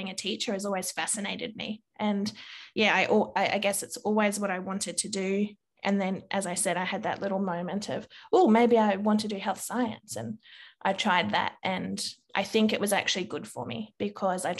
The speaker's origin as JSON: {"language": "English", "region": "Victoria", "country": "Australia", "tie": "born or raised there", "also_born_or_lived": "New South Wales", "said": "I moved from New South Wales to Victoria, my teacher at the school that I started"}